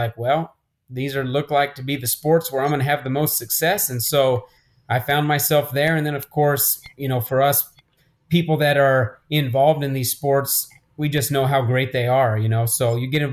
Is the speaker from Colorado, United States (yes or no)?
no; Albuquerque, New Mexico, United States; I grew up here in Albuquerque.